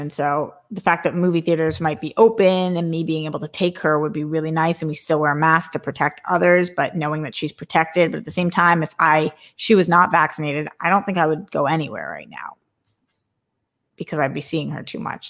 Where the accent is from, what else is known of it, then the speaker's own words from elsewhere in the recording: Boston, Massachusetts, United States; growing up in Boston, where everybody's like, fuck this and fuck